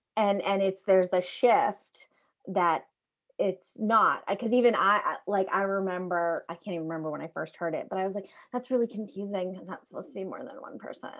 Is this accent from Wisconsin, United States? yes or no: no; New York, United States; I am American, and so I, I was in kindergarten in, in, you know, New York State